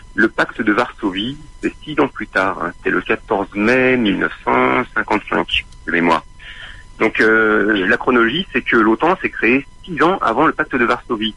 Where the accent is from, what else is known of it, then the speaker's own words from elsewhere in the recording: France; nous, en tant que Français